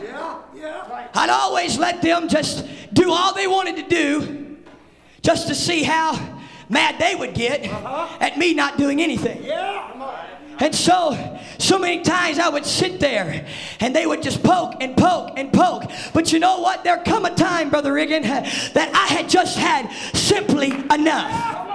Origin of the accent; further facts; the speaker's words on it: the South, United States; I'm from the South